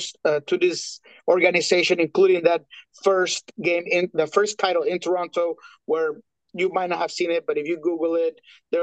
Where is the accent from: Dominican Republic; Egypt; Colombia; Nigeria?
Colombia; I'm Colombiano, I'm from South America